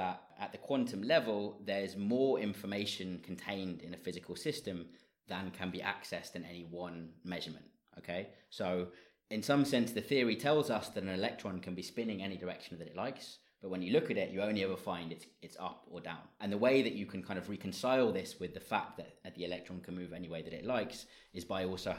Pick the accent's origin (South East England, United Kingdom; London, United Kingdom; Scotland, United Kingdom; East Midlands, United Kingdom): London, United Kingdom; moved away as an adult; also born or lived in Leeds / Germany; now in Dublin, Ireland; I'm originally from London